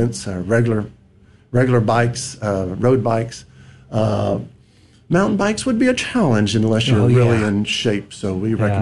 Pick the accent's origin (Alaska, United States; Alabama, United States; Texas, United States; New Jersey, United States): Texas, United States; We're all from Texas